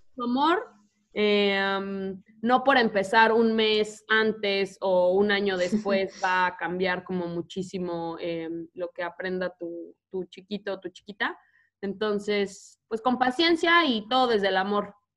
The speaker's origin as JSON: {"language": "Spanish", "country": "Mexico", "tie": "born or raised there", "accent": "Mexican", "moved": "as an adult", "lives_now": "United States", "said": "no hablan como yo, que me crié en México."}